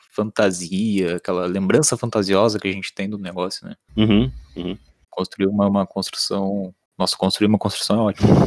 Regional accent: Chopinzinho, Paraná, Brazil; A minha cidade é a gloriosa cidade de Shoppingzinho.

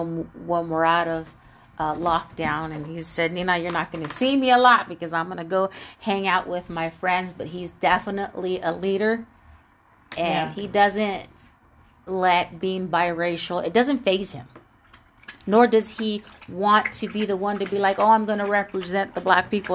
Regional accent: Oxnard, California, United States; I'm from Oxnard.

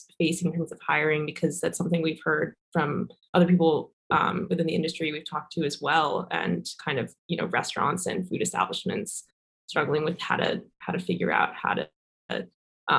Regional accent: New York City, New York, United States; moved away; I'm from Brooklyn

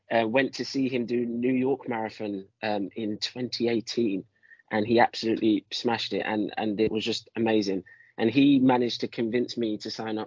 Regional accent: London, United Kingdom; I'm from London, so I'm a city boy.

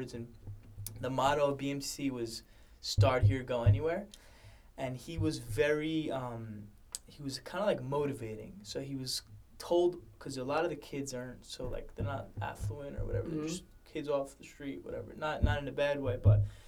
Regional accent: New York City, New York, United States; born and raised in Brooklyn

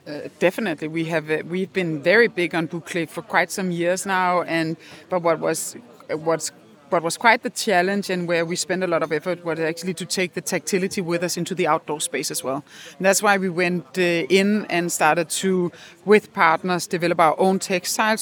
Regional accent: Copenhagen, Capital Region of Denmark, Denmark; We are quite fortunate when we come from the Nordic countries and from Denmark in particular, Copenhagen

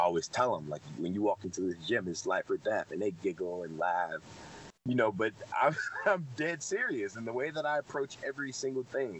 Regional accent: Detroit, Michigan, United States; I was raised in Detroit

